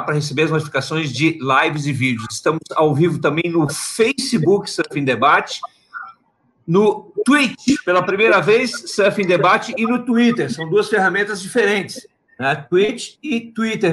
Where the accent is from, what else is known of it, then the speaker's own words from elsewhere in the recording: Santa Catarina, Brazil; moved away; also born or lived in Rio Grande do Sul; catarinense de nascimento e gaúcho de escolha